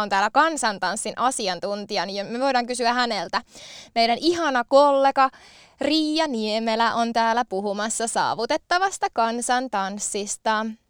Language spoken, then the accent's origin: Finnish; Valkeakoski, Pirkanmaa, Finland; now in Tampere, Finland; olen harrastanut lapsena esimerkiksi kansantanssia, eli sitä on ainakin 90-luvun Valkeakoskella ollut mulle mahdollista harrastaa